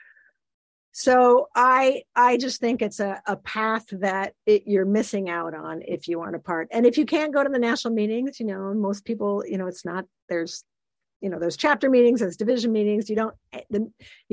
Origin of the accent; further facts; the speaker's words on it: Iowa, United States; moved away; also born or lived in Illinois; I grew up in Iowa, you know, and it was, you know, you grew up in a farm